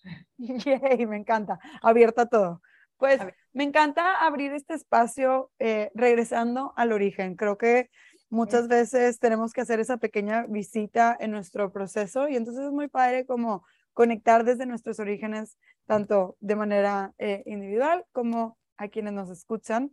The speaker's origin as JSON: {"language": "Spanish", "town": "Monterrey", "region": "Nuevo León", "country": "Mexico", "said": "siempre que regreso a casa, yo también soy de Monterrey"}